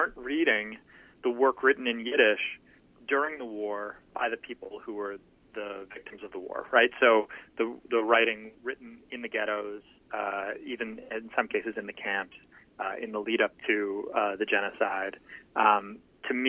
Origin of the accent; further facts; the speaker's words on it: Toronto, Ontario, Canada; I grew up in Toronto in Canada